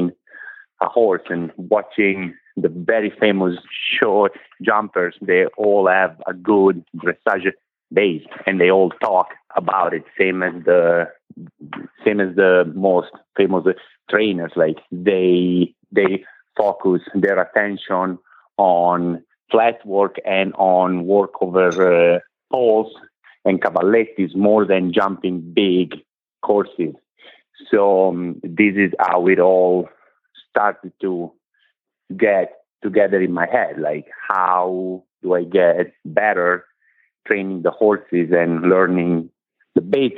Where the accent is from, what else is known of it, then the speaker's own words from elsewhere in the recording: Italy; moved away as an adult; now in United States; I come from Italy. I am 41. I moved in this country 10 years ago.